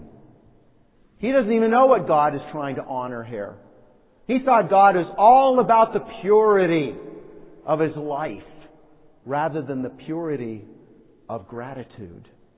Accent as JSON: {"language": "English", "country": "United States", "said": "as Americans"}